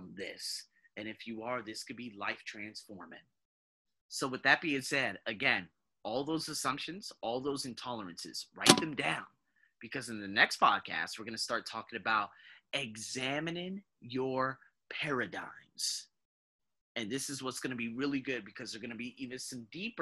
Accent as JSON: {"language": "English", "country": "United Kingdom", "also_born_or_lived": "United States", "moved": "yes", "said": "I'm British"}